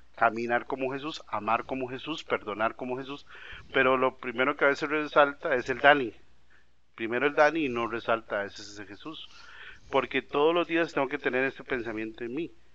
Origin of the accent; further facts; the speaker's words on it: Costa Rica; como decimos los ticos